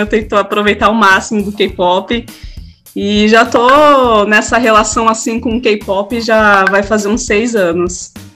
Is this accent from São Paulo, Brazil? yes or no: yes; São Paulo, Brazil; sou aqui de São Paulo